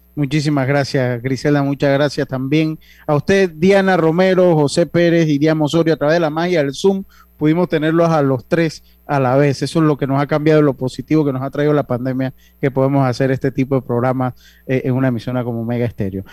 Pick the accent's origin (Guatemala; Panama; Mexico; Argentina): Panama; Nosotros los panameños